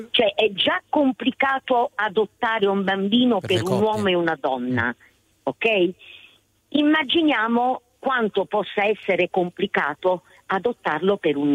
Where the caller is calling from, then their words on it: Foggia, Apulia, Italy; Siamo da Foggia.